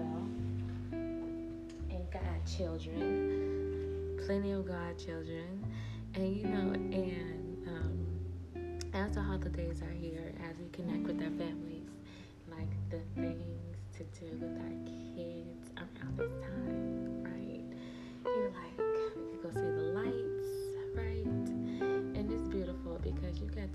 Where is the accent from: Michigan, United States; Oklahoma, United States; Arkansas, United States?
Arkansas, United States; moved away; I'm originally from Arkansas. Yeah, I was bred in Arkansas, Four City, Arkansas